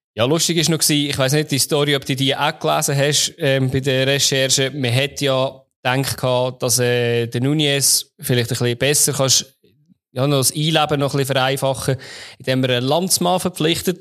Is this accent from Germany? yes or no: no; Switzerland; meine Jugend fast verzaubert in der Schweiz